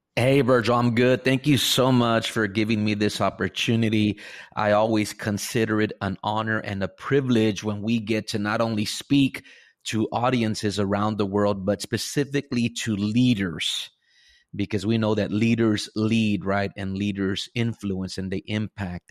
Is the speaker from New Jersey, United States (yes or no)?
no; Rio Grande Valley, deep South Texas, United States; I was born and raised here in the Rio Grande Valley, deep South